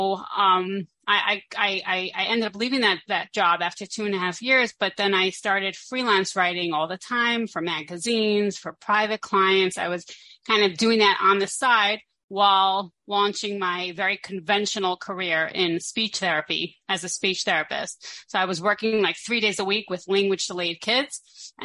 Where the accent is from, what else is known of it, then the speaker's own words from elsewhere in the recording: Brooklyn, New York, United States; moved away as an adult; now in Israel; I grew up in a very boring place called Brooklyn, New York